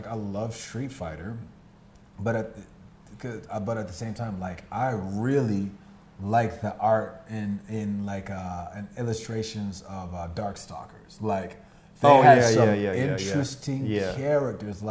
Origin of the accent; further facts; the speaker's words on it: United States; I'm American